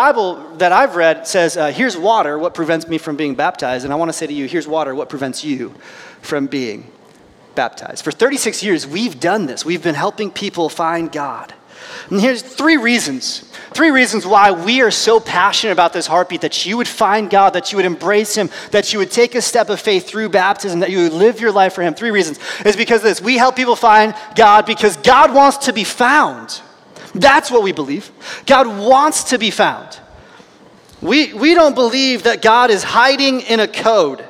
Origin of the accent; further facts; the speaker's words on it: United States; I'm an American